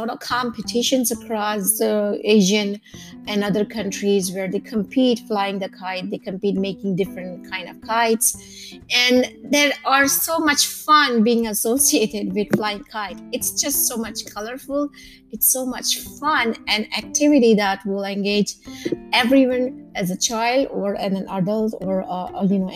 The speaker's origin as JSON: {"language": "English", "town": "Mumbai", "region": "Maharashtra", "country": "India", "tie": "born or raised there", "said": "I myself have origin from Gujarat, or though I was born and raised in Mumbai"}